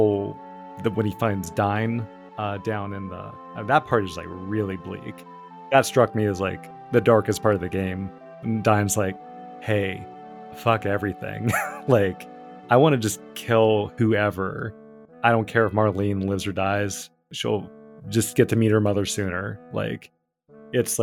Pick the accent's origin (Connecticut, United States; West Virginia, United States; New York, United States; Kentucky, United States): West Virginia, United States; I grew up in West Virginia